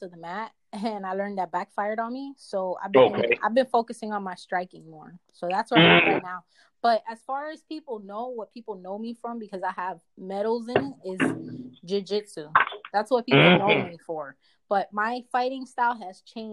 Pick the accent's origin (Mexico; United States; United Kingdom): United States; New York; moved away as an adult; now in California, United States; in New York, in my hometown